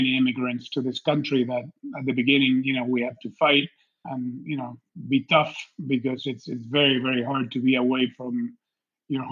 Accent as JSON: {"language": "English", "region": "Buenos Aires", "country": "Argentina", "tie": "born or raised there", "moved": "yes", "said": "I grew up in Argentina, in Buenos Aires"}